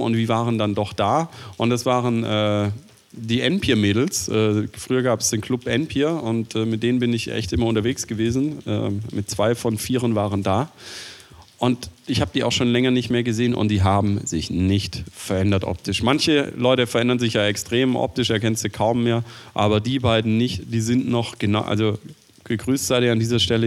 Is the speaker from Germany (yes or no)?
yes; Swabia, Germany; ich bin Schwabe